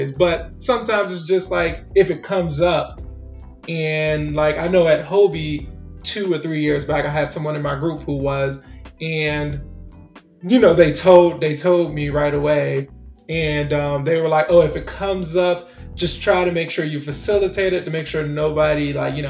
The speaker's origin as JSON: {"language": "English", "town": "Washington", "region": "District of Columbia", "country": "United States", "tie": "born or raised there", "said": "I was born and raised in D.C."}